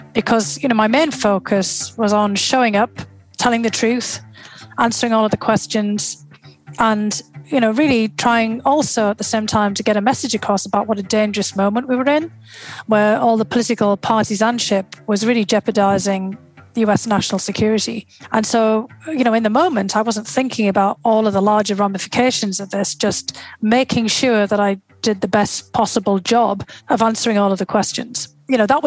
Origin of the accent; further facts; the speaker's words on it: North East England, United Kingdom; moved away as an adult; also born or lived in Moscow, Russia; now in United States; to the northeast of England and to my hometown